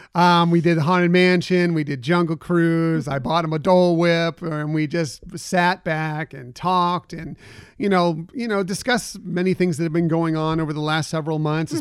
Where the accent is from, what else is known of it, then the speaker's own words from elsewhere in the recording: West Coast, United States; I grew up here on the West Coast